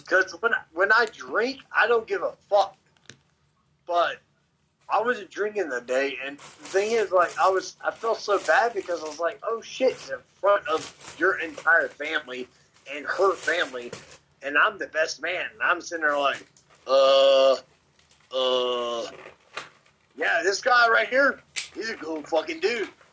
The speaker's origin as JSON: {"language": "English", "town": "Memphis", "region": "Tennessee", "country": "United States", "tie": "born or raised there", "said": "growing up in Memphis"}